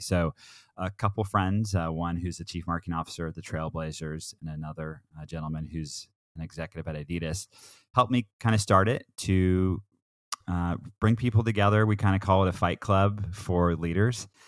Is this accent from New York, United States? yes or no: no; Southern Oregon, United States; also born or lived in Portland, Oregon; I'm an Oregon kid. I grew up in Southern Oregon.